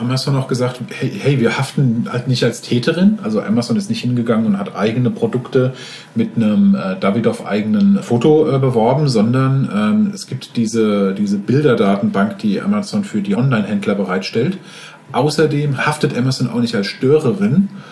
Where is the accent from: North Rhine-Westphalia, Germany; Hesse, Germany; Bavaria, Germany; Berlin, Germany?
Hesse, Germany; Frankfurt; Ich stamme aus Frankfurt